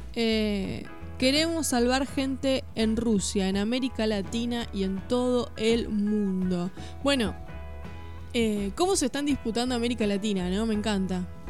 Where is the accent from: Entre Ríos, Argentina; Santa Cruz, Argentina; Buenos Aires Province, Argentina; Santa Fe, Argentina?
Buenos Aires Province, Argentina; Mercedes; now in Suipacha, Argentina; yo que soy de Mercedes